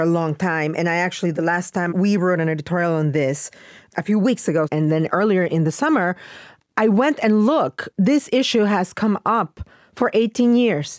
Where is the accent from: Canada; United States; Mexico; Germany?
Mexico; moved away; growing up in Mexico